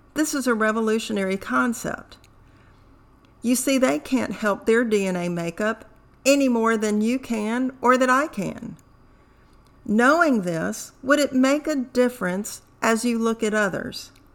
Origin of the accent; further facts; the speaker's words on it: United States; also born or lived in Tehran, Iran; My adoptive parents left Tehran when I was two years of age. Since then, my background, values, behaviors have been ingrained as an American